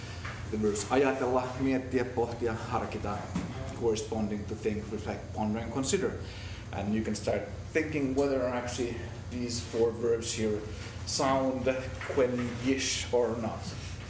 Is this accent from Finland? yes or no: yes; Helsinki, Uusimaa, Finland; first language Finnish; English is a second language; moved away as an adult; now in Canada; I was actually introduced first time in Canada as being born, bred, and educated in Helsinki, Finland, so having Finnish as my native tongue, you might maybe know that Finland is bilingual as Canada, so I could be a Swedish-speaking Finn, but I'm not.